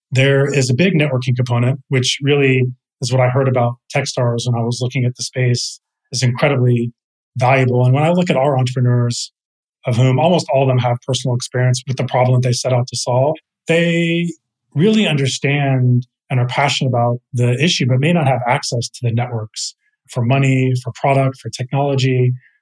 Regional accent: Texas, United States; moved away as an adult; now in San Francisco, United States; I'm from Texas originally, and I moved out to California. I'm in San Francisco now

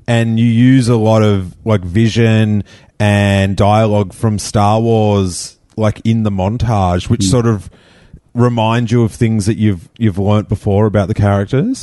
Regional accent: Rosebud, Victoria, Australia; an hour away from where I grew up in Rosebud

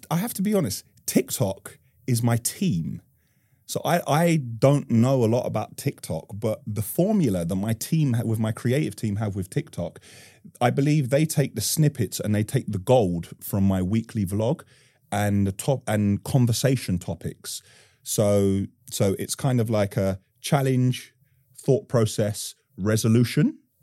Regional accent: London, United Kingdom; I'm born and raised in Northwest London

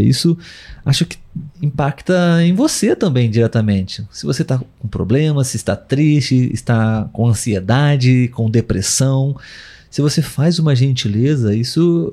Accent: Brazil; nós somos brasileiros

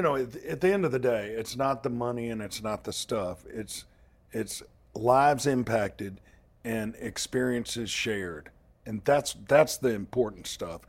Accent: Hattiesburg, Mississippi, United States; I'm from Hattiesburg, Mississippi. I'm just about an hour and a half northeast of New Orleans.

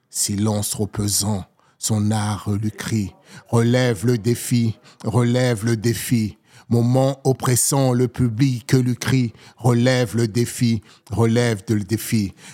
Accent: Seine-Saint-Denis / Val-de-Marne, Île-de-France, France; moved away as an adult; also born or lived in Togo / Paris / Hérault; Concrètement, je suis né au Togo. Je suis arrivé en France à l'âge de 7 ans. J'ai grandi entre le 93 et le 95 pour après l'adolescence aller vivre dans le 92, faire la vie dans le 75, quitter la région parisienne

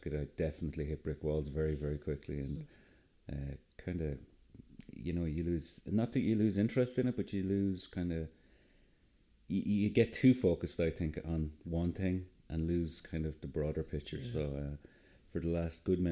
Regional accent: Enniscorthy, Leinster, Ireland; I'm originally from Enniscorthy in Wexford.

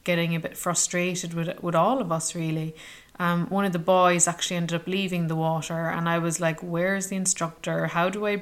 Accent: Ireland; where are you from? And I said, Ireland

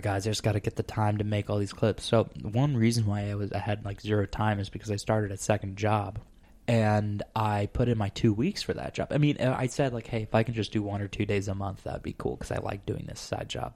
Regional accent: Arizona, United States; moved away; I'm from Arizona

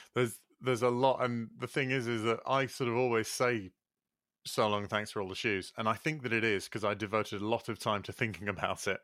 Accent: Leeds, Yorkshire and the Humber, United Kingdom; growing up in Leeds

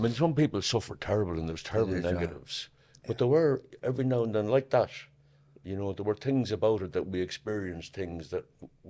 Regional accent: Newbridge, Leinster, Ireland; I'm from Moorfield, Newbridge, County Kildare. I was born in 1945, the 7th of May 1945. I'm the eldest of six.

